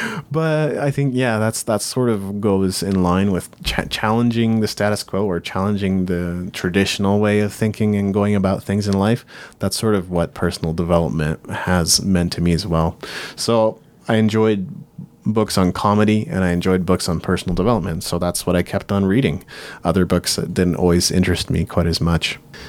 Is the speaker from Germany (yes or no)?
no; Japan; now in Canada; And I grew up in Japan, but as I came back to Canada, I just didn't really feel like I made quite as many friends and didn't feel like I belong.